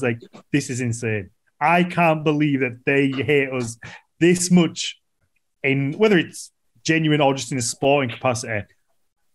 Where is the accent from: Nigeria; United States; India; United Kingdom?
United Kingdom; England; as an Englishman